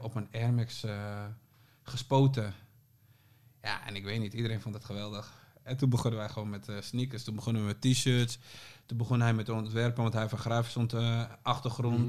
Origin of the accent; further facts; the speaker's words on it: Groningen, Netherlands; now in Amsterdam, Netherlands; En ik woonde al in Amsterdam, want we komen allebei uit Groningen